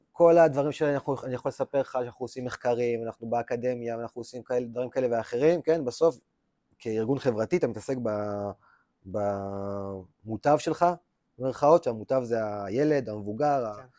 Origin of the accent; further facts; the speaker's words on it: Lehavim, Southern District, Israel; moved away; also born or lived in Beersheba; אני גדלתי רוב חיי בלהבים, בכלל בדרום, אה, באר שבע, אבל רוב החיים שלי גדלתי בלהבים